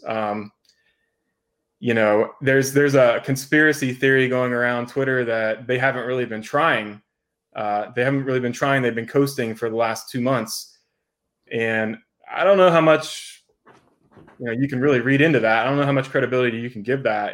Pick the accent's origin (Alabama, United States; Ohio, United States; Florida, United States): Florida, United States; moved away as an adult; also born or lived in Las Vegas; moved back to Florida. Um, this is my home state. I was born here.